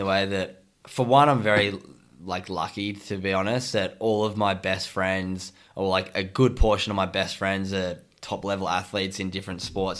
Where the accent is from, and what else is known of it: Sydney, New South Wales, Australia; now in Gold Coast, Australia